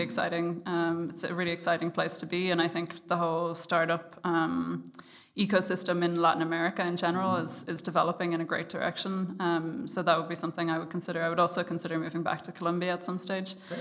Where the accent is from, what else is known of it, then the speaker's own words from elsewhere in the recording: Ireland; I'm Irish